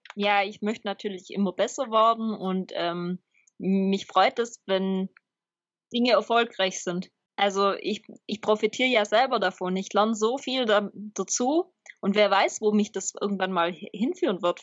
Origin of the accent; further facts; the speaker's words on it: Swabia, Baden-Württemberg, Germany; als Schwabe